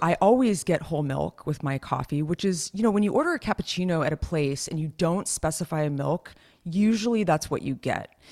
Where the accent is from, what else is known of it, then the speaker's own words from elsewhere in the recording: Los Gatos, California, United States; Las Gatas, where I'm from